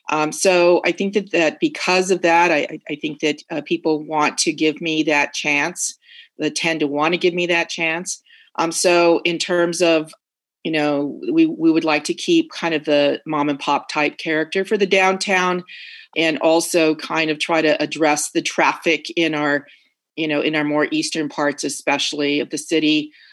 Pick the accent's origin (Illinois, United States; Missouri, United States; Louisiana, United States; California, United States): California, United States; Oceanside; And growing up in Oceanside, actually, my dad grew up in Oceanside. So when I grew up in Oceanside, there were maybe 30,000 people.